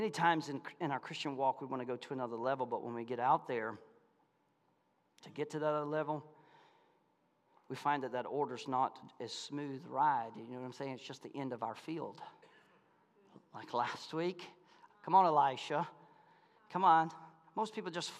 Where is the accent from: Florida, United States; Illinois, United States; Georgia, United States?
Florida, United States; Malone; moved away; I'm from Malone, Florida